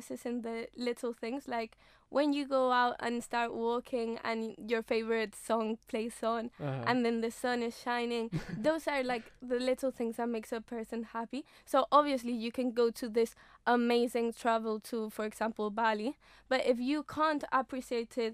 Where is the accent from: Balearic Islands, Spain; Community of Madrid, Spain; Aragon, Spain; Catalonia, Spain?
Balearic Islands, Spain; Mallorca; English is a second language; moved away as an adult; now in Loughborough, United Kingdom; I come from Spain, Mallorca. I don't know if you know Mallorca, but it's like the best place ever. And so I've always lived in Mallorca.